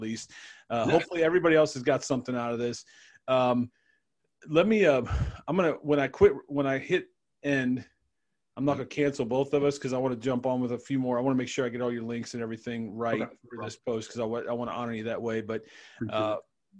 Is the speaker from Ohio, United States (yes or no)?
yes; Cleveland, Ohio, United States; I'm from Cleveland